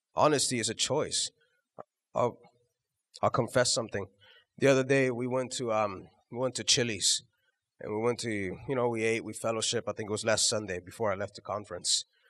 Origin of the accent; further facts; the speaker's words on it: Houston, Texas, United States; we're from Houston